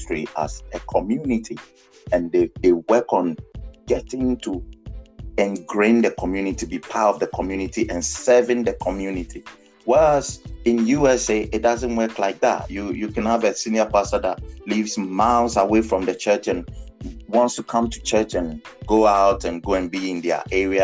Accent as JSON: {"language": "English", "country": "Ghana", "tie": "born or raised there", "also_born_or_lived": "United Kingdom", "accent": "African", "second_language": "English", "moved": "as an adult", "said": "I grew up in Ghana"}